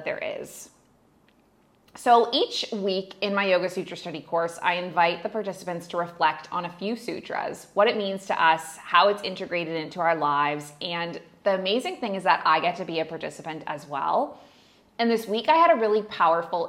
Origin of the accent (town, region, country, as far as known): Canada; moved away as an adult; also born or lived in Middle East; now in Bali, Indonesia